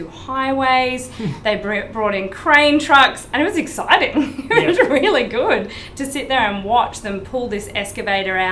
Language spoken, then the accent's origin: English; Brisbane, Queensland, Australia; now in Gold Coast, Australia; I grew up in Brisbane